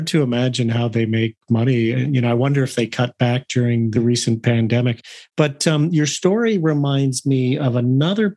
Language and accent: English; Canada; I'm both a Canadian